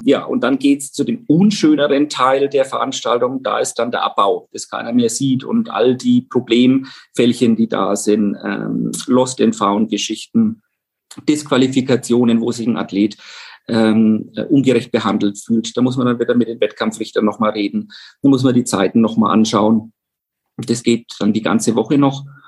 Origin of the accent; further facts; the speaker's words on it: Pfaffenhofen, Bavaria, Germany; Pfaffenhofen, wo ich groß geworden bin. Das ist ein Vorort von Roth